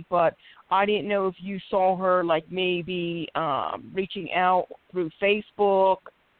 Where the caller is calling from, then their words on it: Philadelphia, Pennsylvania, United States; I'm calling from Philadelphia, PA.